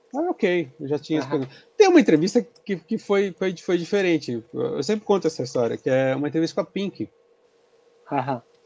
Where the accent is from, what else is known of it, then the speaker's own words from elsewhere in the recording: Santos, São Paulo, Brazil; eu sou de Santos